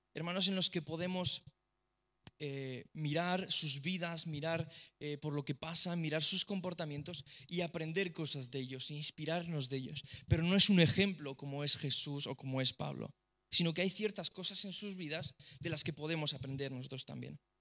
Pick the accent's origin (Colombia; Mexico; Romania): Romania; soy rumano